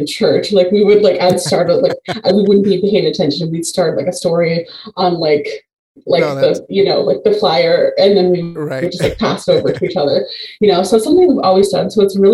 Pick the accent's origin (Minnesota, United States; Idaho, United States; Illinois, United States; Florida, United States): Illinois, United States; Chicago; now in Quad Cities, United States; Originally, I'm from Chicago, but I live in the Quad Cities now